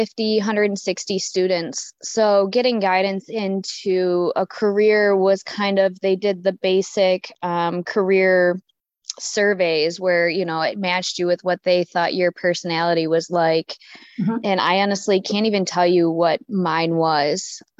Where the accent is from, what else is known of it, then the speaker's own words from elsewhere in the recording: Hamburg, New York, United States; growing up in Hamburg